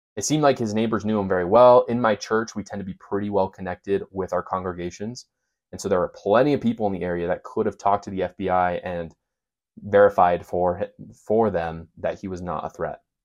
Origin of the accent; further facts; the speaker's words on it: Provo, Utah, United States; I'm from Provo, Utah. I grew up there. I live there right now.